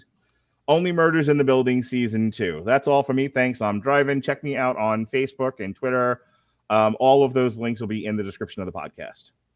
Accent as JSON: {"language": "English", "region": "New York", "country": "United States", "said": "I'm from New York"}